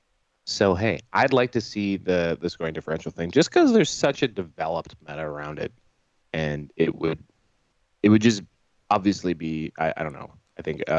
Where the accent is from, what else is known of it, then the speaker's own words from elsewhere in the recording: Ontario, Canada; As a Canadian who's been spoiled by the Canhammer team tournament out here in the Ontario region